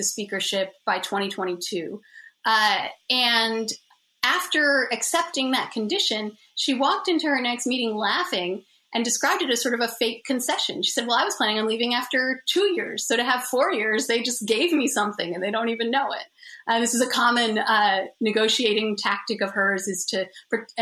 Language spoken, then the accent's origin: English; United States; as an American